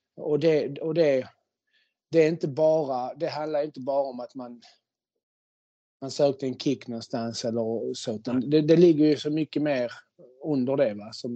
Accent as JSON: {"language": "Swedish", "town": "Malmö", "region": "Skåne", "country": "Sweden", "tie": "born or raised there", "first_language": "Spanish and Swedish", "said": "jag är uppvuxen eh, i, i ett väldigt invandrartätt område i Malmö på eh, Holma, Kroksbäck"}